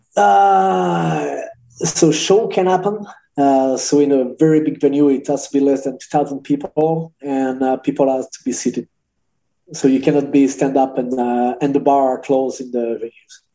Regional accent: Angers, Pays de la Loire, France; Angers. It's uh, close to Paris. So it's like two hours from Paris

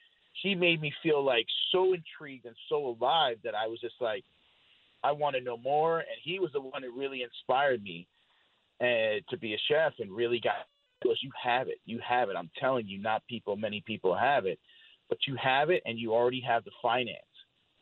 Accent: Colorado Springs, Colorado, United States; born there; So I was born in Fort Carson Army Base in Colorado Springs. My father was in the military, as well as all my uncles and my aunts in the military as well.

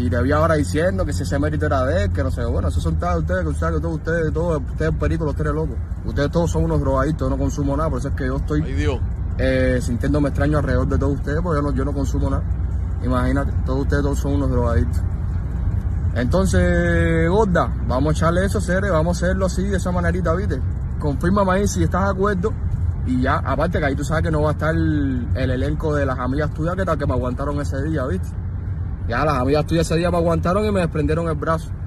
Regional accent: La Lisa, Havana, Cuba; Yo soy de la Lisa 194 entre 43 y 45.

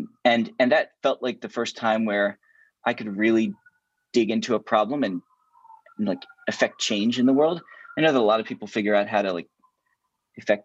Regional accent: Hereford, Maryland, United States; also born or lived in Philadelphia; I grew up 30 minutes north of Baltimore in a little place called Hereford, Maryland

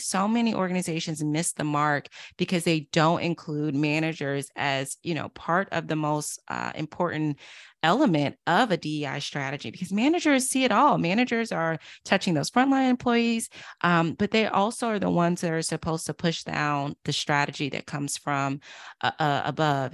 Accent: Durham, North Carolina, United States; now in Washington, D.C., United States; I'm from Durham, North Carolina, originally

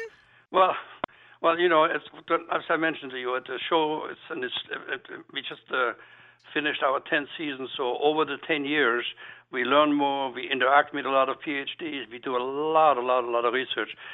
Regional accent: Black Forest, Baden-Württemberg, Germany; now in Philadelphia, United States; Being that I'm a European chef and being that I'm from the Black Forest region

